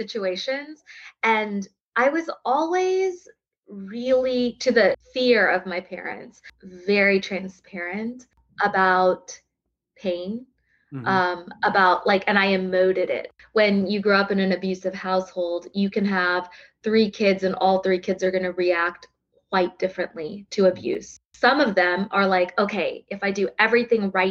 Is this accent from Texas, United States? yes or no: yes; Texas, United States; born or raised there; accent: drawl; also born or lived in South India